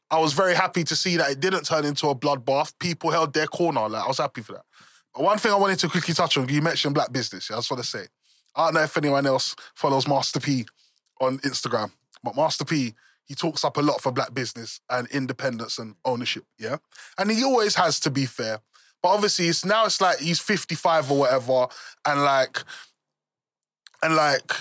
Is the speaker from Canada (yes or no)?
no; England, United Kingdom